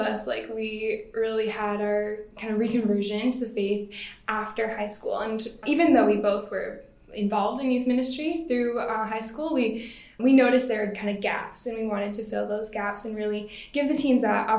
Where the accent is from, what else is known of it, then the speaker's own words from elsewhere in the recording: Surrey, British Columbia, Canada; also born or lived in Langley, British Columbia; I grew up in Surrey and Langley here in BC my whole life.